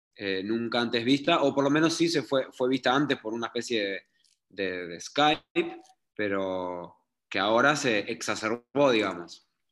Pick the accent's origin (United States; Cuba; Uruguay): Uruguay; moved away as an adult; also born or lived in Israel; aunque sea de Uruguay